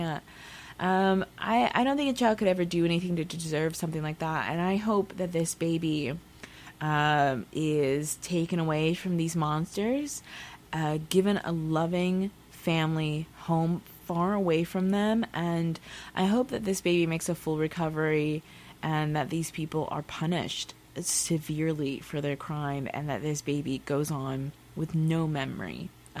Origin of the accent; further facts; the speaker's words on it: Texas, United States; also born or lived in Pacific Northwest; now in Seattle, United States; I'm from Texas